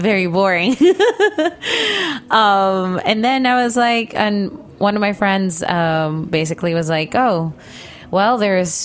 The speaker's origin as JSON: {"language": "English", "country": "Philippines", "tie": "born or raised there", "also_born_or_lived": "Los Angeles, United States", "moved": "as an adult", "lives_now": "New York, United States", "said": "So I was born and raised in the Philippines, and I moved to LA when I was 20."}